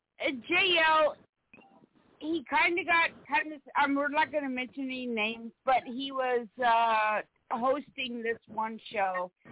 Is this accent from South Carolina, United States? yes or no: yes; South Carolina, United States; I live in Columbia, South Carolina, and I figured out that throughout time of telling people that I grew up in South Carolina